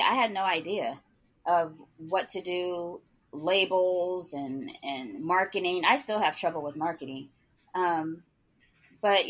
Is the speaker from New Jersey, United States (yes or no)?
no; Oakland, California, United States; also born or lived in Oklahoma City, Oklahoma; now in Atlanta, United States; I'm originally from Oakland, California. I moved to Oklahoma City. So I had been there for about 20 years. And then I'm recently relocated to Atlanta.